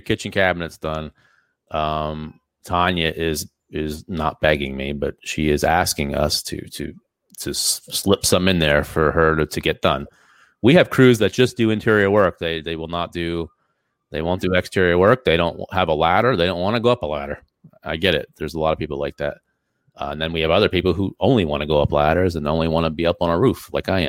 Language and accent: English; Easton, Pennsylvania, United States; we're from Easton